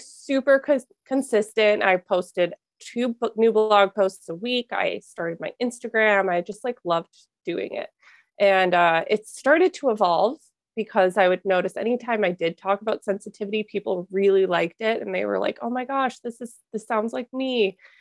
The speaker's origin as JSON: {"language": "English", "region": "Minnesota", "country": "United States", "tie": "born or raised there", "also_born_or_lived": "Wisconsin", "said": "I grew up in Minnesota"}